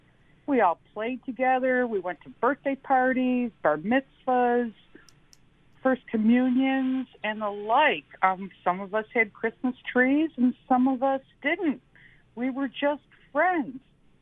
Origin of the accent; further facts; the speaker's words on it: Buffalo, New York, United States; I grew up in North Buffalo in the 60s. We had Catholics, Jews, Protestants, and the like